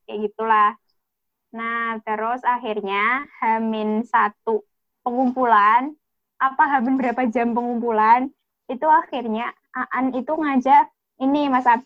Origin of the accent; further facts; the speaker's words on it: Pacitan, East Java, Indonesia; Aku di Pacitan, Jawa Timur.